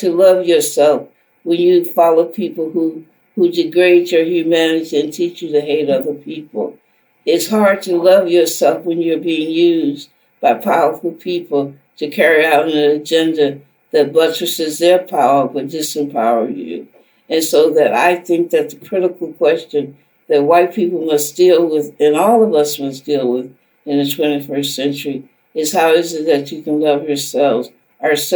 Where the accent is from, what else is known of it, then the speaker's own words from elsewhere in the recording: the South, United States; the society that I grew up in the South